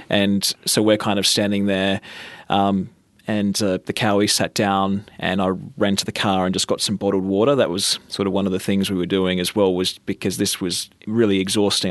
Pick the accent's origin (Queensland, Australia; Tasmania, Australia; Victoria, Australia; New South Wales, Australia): New South Wales, Australia; Batemans Bay; My hometown is Bateman's Bay. That's where I grew up.